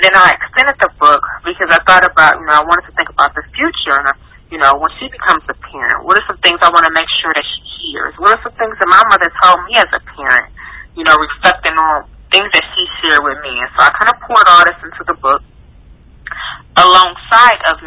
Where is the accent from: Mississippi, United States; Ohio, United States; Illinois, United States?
Ohio, United States; Cleveland; I grew up in Cleveland, Ohio.